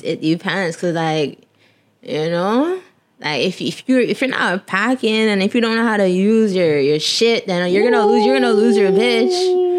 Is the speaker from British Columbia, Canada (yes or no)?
no; Brampton, Ontario, Canada; also born or lived in North York, Toronto; I was born in North York, but I was raised in Brampton. Like, I could have been born in Brampton, but because I was born a twin, I had to go to some special hospital